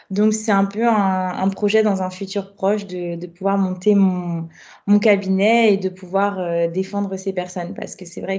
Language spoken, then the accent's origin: French; Guadeloupe, France; moved away as an adult; now in Paris, France; je suis guadeloupéenne. Euh, donc, ça fait à peu près sept ans que je vis à Paris maintenant. Donc, j'ai j'étais en Guadeloupe pendant assez longtemps puisque j'ai fait ma licence de droit là-bas.